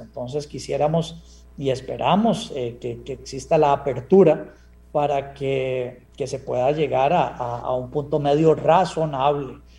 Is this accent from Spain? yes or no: no; Costa Rica; como costarricense